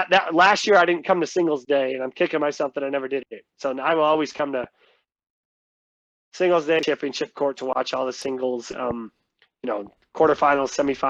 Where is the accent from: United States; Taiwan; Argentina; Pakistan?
United States; Midwest; But I feel like you can't really adjust to as a Midwesterner off the bat is just the wind.